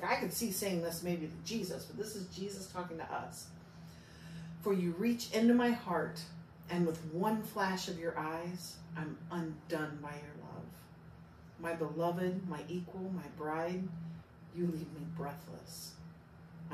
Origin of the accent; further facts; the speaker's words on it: Southern District, Israel; Libethini. I'm from Southern Israel.